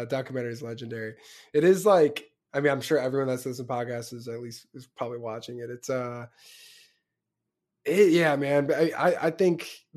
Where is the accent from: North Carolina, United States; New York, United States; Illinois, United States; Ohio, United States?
Illinois, United States; Chicago; I'm from Chicago